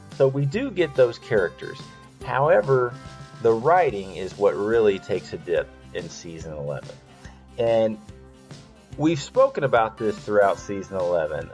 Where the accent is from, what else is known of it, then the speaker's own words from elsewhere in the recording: the South, Southern United States, United States; I'm a Southerner